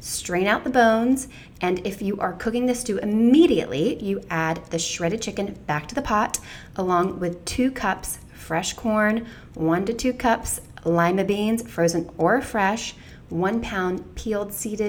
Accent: Baxley, Georgia, United States; moved away; my fellow Georgia native, Mavis J. Sanders, and I took a field trip to my hometown of Baxley, Georgia

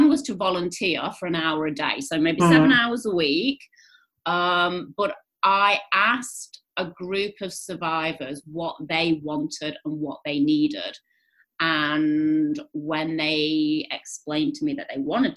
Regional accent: England, United Kingdom; moved away as an adult; also born or lived in Greece; now in Australia; you can hear from my accent. I grew up under the grey skies of England.

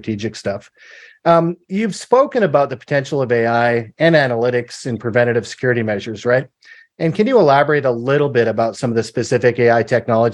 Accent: Canada; being a Canadian and then being in the US

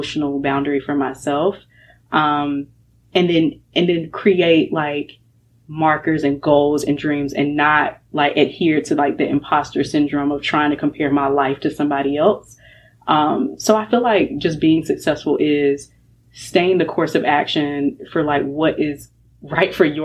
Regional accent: North Carolina, United States; also born or lived in Florida; I'm raised in North Carolina. I was born in Florida.

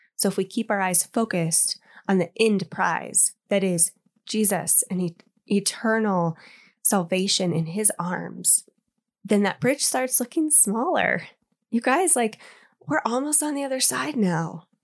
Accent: Indiana, United States; now in Colorado, United States; growing up in Indiana, we had fireflies

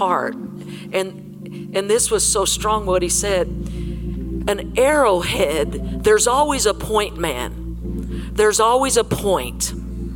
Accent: Colorado, United States; I was from Colorado

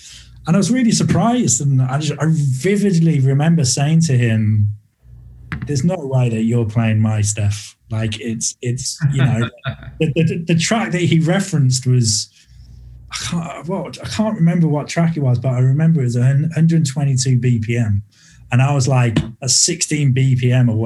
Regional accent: Birmingham, West Midlands, United Kingdom; Birmingham, which is my hometown here in the UK

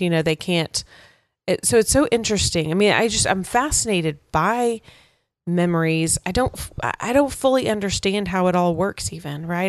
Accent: West Texas, United States; I grew up in West Texas

